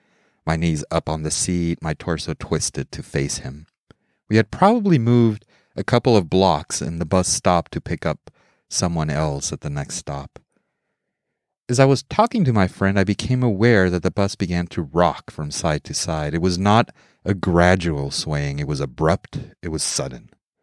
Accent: Mexico City, Mexico; also born or lived in United States; I grew up in Mexico City, Mexico. From age 2 through 18 or 19, from basically preschool through high school. Though I am not a Mexican citizen, Mexico was part of my formative years, and I feel, from a cultural perspective, as Mexican as I feel American.

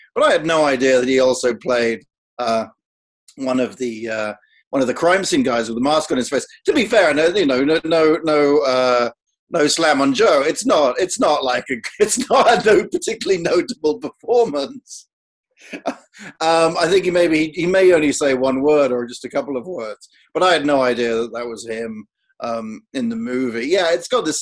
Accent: United Kingdom; I, as a Brit

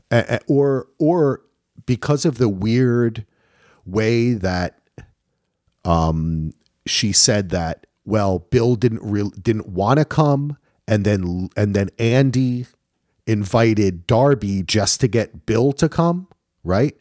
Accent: Ireland; I'm Irish

